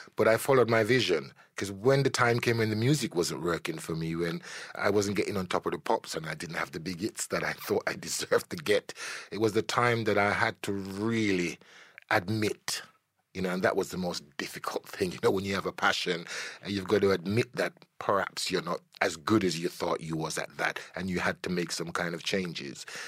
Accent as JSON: {"language": "English", "country": "Jamaica", "tie": "born or raised there", "said": "I'm a Jamaican born, a Caribbean born"}